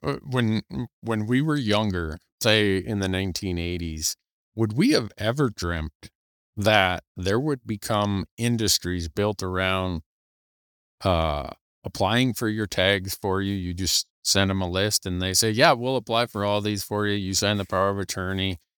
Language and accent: English; Montana, United States; my home state of Montana